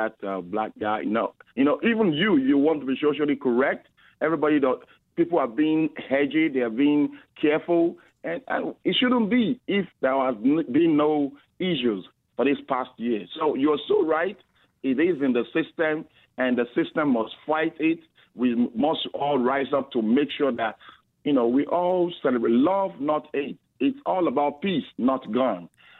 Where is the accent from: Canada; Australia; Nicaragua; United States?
Canada; If truly I'm a Canadian